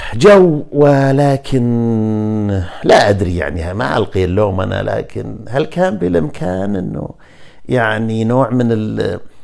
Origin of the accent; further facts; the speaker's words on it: Najd, Saudi Arabia; إحنا اللي من نجد